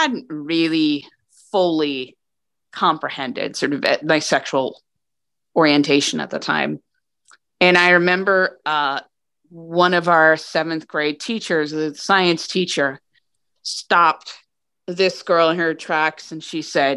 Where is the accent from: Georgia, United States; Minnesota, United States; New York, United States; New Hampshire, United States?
New Hampshire, United States; I grew up in New Hampshire